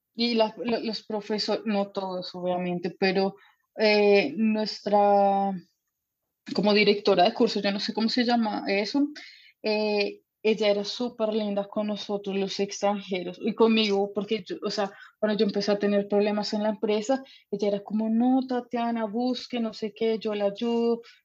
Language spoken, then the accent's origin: Spanish; Bogotá, Colombia; moved away as an adult; now in Germany; Me preguntan qué de dónde soy por el acento y yo sí, sí, soy colombiana